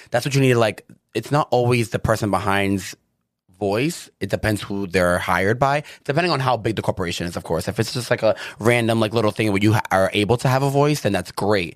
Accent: Chelsea, Massachusetts, United States; moved away as an adult; now in Los Angeles, United States; I grew up, I'm from Chelsea

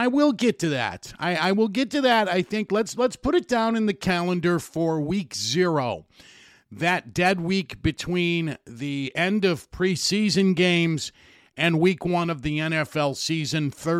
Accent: hometown of WJOB radio, Indiana, United States; WJOB, my hometown radio station.

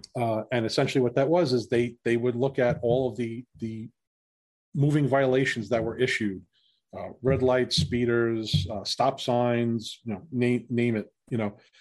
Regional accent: New York City, New York, United States; I grew up in New York City

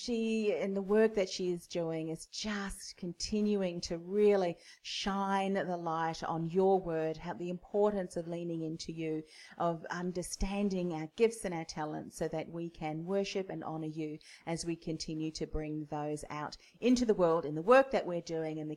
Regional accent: Australia

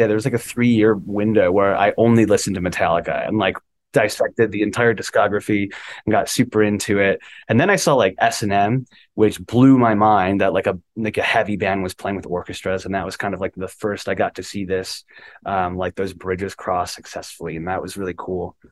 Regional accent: Westlake, Ohio, United States; we grew up in Westlake, Ohio

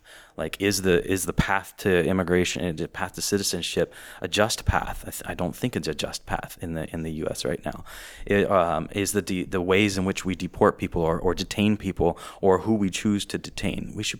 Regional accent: South Africa; But I grew up in South Africa where I was in church with good Christian people

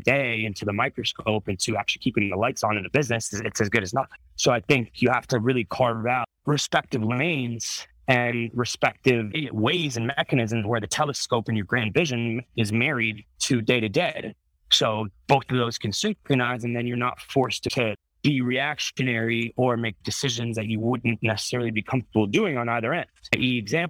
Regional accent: Italy; I grew up in Italy

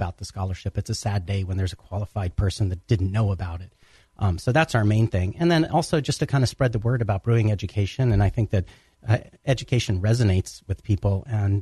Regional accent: Atlanta, Georgia, United States; moved away; I was from Atlanta, too. We grew up in Atlanta

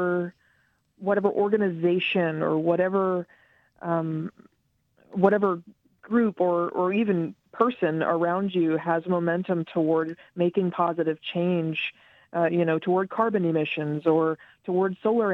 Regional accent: Charleston, West Virginia, United States; I grew up in Charlestown, West Virginia

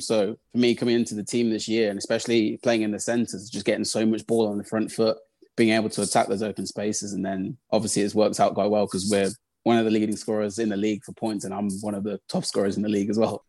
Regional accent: Birmingham, West Midlands, United Kingdom; also born or lived in Coventry; So I grew up in Birmingham. I live in Birmingham at the moment.

